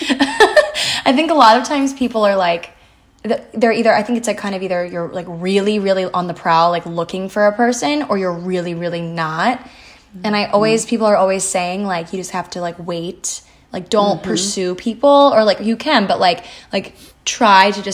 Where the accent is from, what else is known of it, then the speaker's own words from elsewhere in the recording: Annapolis, Maryland, United States; moved away as an adult; now in New York City, United States; So we're from Annapolis, Maryland, and yes, we still live relatively close to where you guys